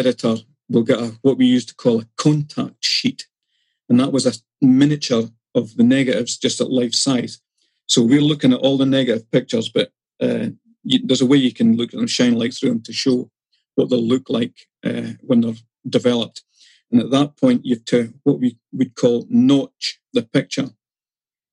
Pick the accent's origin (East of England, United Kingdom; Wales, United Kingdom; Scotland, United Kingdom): Scotland, United Kingdom; Dundee; I grew up in Dundee